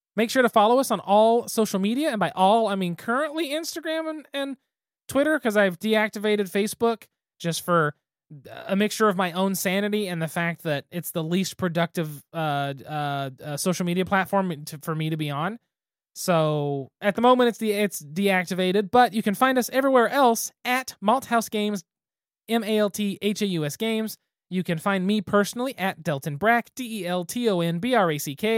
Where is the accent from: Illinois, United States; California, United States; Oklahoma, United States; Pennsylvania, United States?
Oklahoma, United States; Western; us as kids growing up in Western Oklahoma